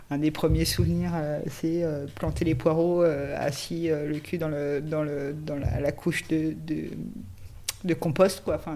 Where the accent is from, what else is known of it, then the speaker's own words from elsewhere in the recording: Nantes, Pays de la Loire, France; suis de Nantes en fait. Euh, je suis de Nantes.